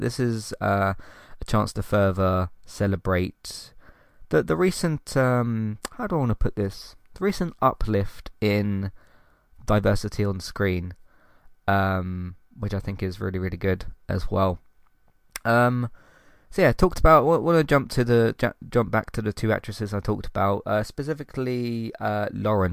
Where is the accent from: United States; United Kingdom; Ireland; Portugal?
United Kingdom; London; born and raised in London